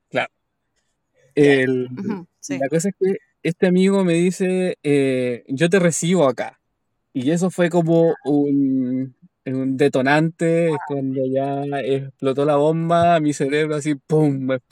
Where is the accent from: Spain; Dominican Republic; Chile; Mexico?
Chile; now in Australia; Que esto comienza, esta aventura comienza todo en Chile.